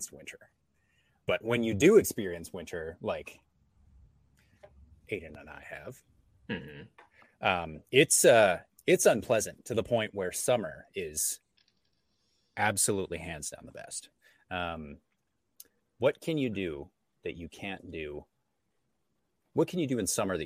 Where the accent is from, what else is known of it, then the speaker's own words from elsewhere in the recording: Yukon, Canada; I grew up in the Yukon, right beside Alaska.